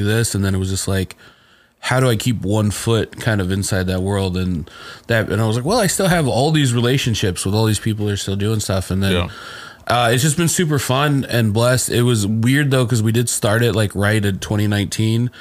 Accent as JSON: {"language": "English", "region": "Indiana", "country": "United States", "said": "I'm black from Indiana"}